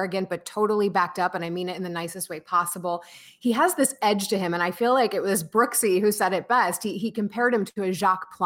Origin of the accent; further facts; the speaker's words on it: United States; also born or lived in Russia; I'm actually not Russian. I'm American